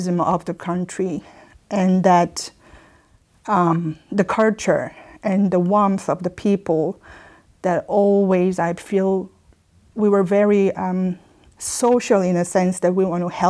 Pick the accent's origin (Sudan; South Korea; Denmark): South Korea; moved away as an adult; now in Geneva, Switzerland; I had a very dynamic childhood and youth up to the time that I left Korea for my study.